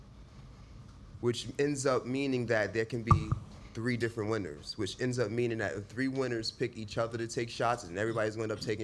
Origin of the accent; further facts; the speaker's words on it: New York City, New York, United States; now in Houston, United States; I'm from New York City